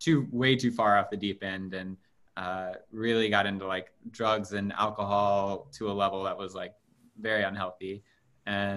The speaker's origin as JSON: {"language": "English", "town": "Louisville", "region": "Kentucky", "country": "United States", "tie": "born or raised there", "said": "I grew up in Louisville, Kentucky"}